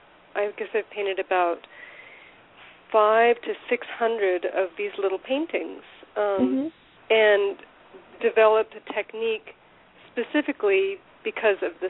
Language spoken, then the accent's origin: English; Southern California, United States; moved away as an adult; also born or lived in Portland, Maine / San Angelo, Texas; I grew up in Southern California